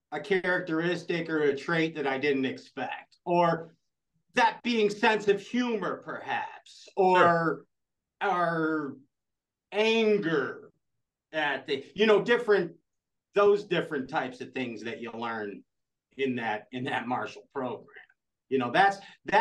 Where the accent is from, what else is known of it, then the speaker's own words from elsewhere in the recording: Florida, United States; We're both from Florida.